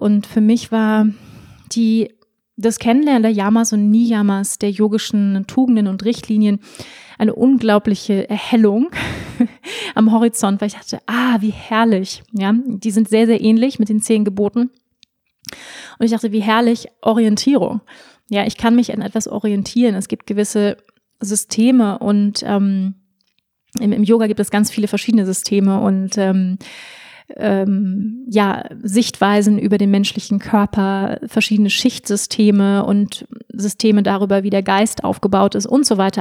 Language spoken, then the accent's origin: German; Germany; moved away; also born or lived in Bali; wenn man im Ausland ist, merkt man dann erstmal, wie deutsch man dann eigentlich doch ist